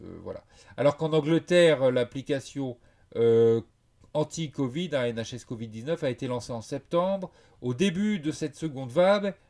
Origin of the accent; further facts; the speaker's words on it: France; je suis français